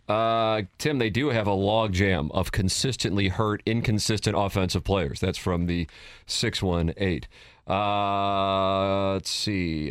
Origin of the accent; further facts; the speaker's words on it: St. Louis, Missouri, United States; I grew up in South City